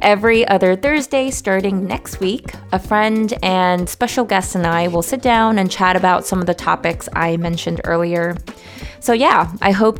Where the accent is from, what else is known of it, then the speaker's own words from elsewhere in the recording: New York City, New York, United States; moved away as an adult; now in Hong Kong; I was born and raised in New York City, and my parents immigrated from the southern part of China